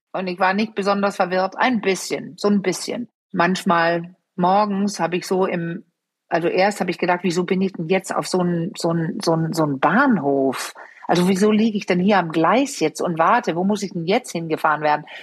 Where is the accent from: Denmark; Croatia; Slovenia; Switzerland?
Denmark; German is a second language; moved away; ich bin Dänin